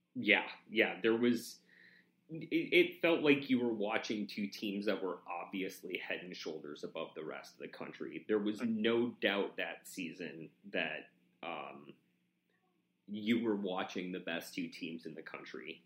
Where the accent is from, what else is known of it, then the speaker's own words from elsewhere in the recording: Wyoming, United States; moved away; also born or lived in Oregon; living in, growing up in Wyoming